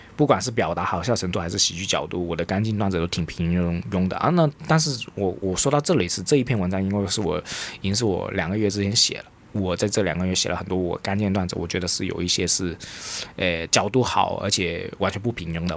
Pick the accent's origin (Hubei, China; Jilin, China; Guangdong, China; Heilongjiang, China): Guangdong, China; accent: Cantonese (Guangdong) accent; 即使我有很大的广东口音，大家一听应该都听得出我有广东口音